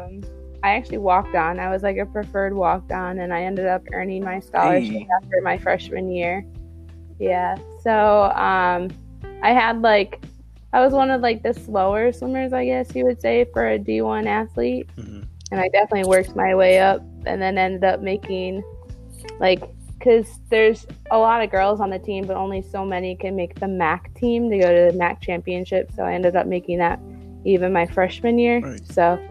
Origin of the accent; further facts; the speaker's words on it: Bingham Farms, Michigan, United States; It was fine. I mean, I lived in a place where I was able to have a lot of connections, and there were like a lot of opportunities for me to do different types of sports.